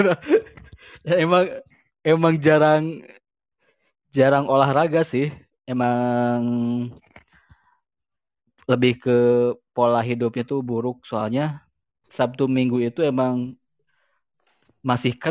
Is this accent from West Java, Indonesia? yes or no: yes; West Java, Indonesia; saya orang Sunda, saya orang Sunda.